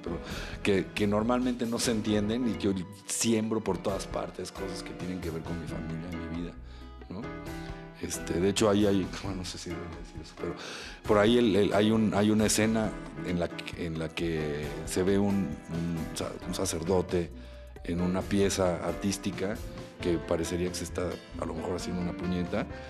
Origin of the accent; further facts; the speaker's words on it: Mexico; como mexicanos